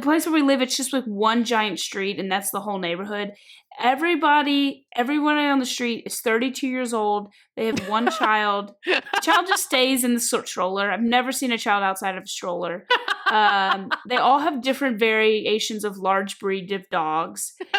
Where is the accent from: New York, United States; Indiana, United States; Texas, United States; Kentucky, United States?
Kentucky, United States; moved away as an adult; also born or lived in South Carolina / Georgia; when I was growing up in Kentucky